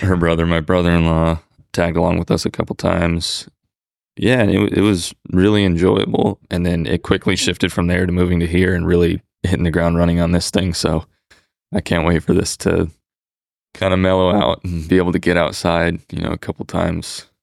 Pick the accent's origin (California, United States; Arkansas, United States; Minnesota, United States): California, United States; moved away as an adult; also born or lived in Arizona; now in Fort Worth, United States; I was born and raised in California, went to school in Arizona, I moved back to California after